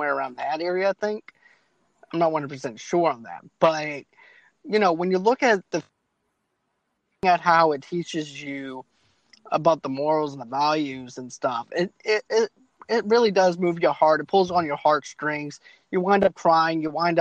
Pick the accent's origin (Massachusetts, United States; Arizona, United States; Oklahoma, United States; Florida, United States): Massachusetts, United States; Boston; I'm from Boston